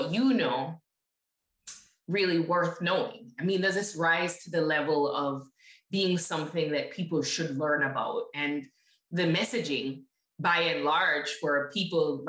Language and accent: English; Jamaica; moved away as an adult; now in United States; I grew up in Jamaica and came back to the States at 18